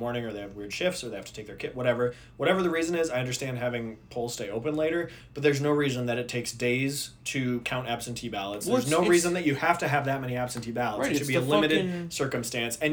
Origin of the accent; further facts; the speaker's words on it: Minnesota, United States; moved away; I grew up in Minnesota.